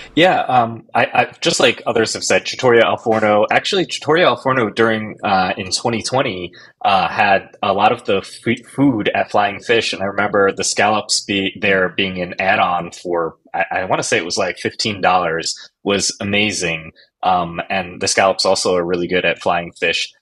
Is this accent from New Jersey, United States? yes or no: yes; New Jersey, United States; moved away; I'm originally from New Jersey